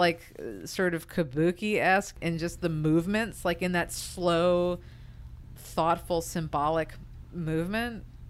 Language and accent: English; United States; me as an American